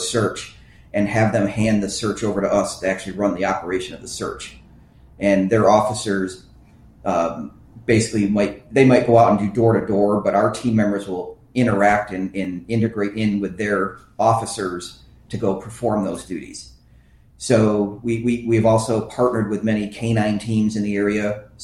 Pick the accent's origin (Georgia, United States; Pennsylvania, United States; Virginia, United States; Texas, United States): Texas, United States; Fate; my hometown